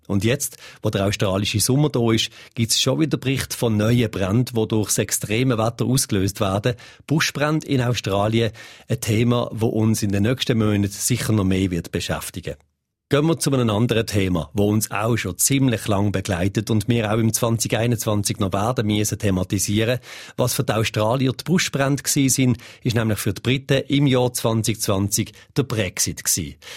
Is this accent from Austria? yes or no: no; Switzerland; Bei uns in der Schweiz